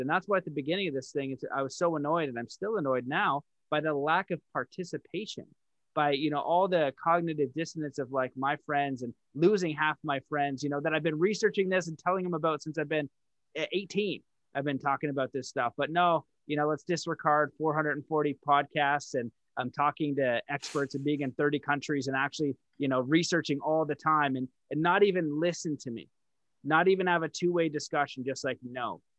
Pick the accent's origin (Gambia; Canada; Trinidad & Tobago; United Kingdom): Canada; I'm French Canadian